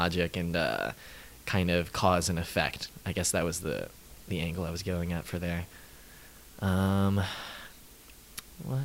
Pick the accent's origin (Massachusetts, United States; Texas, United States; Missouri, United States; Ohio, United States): Missouri, United States; St. Louis; moved away as an adult; now in New York, United States; I'm from St. Louis, Missouri.